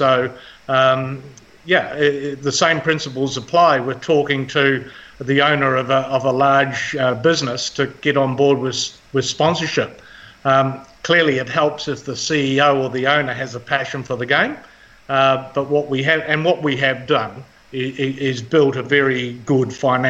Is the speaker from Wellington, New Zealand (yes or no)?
no; Nelson, New Zealand; born there; Yeah, funnily enough, I was born in Nelson. Didn't live here very long.